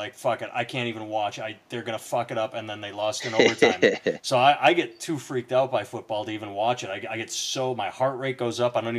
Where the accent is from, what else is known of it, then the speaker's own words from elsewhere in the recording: Wisconsin, United States; I grew up in Wisconsin